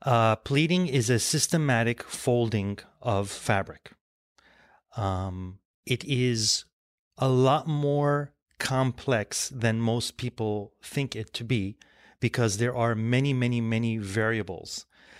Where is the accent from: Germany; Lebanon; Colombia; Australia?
Lebanon; born there; My family is, we're Armenian, we're of Armenian descent, and I was born in Lebanon, and there still is a factory in Lebanon.